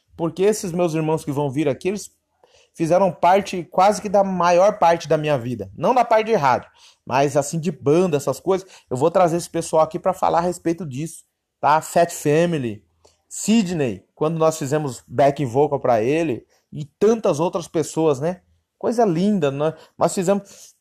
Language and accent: Portuguese; São Paulo, Brazil; eu sou paulistano, mas meu sangue é de nordestino. Meus avós é pernambucano